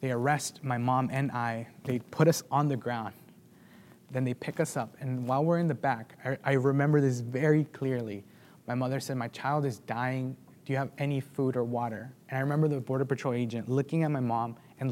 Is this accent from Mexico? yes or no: yes; Michoacán, Mexico; moved away; I was born in Michoacán, Mexico, which is on the southern tip of Mexico.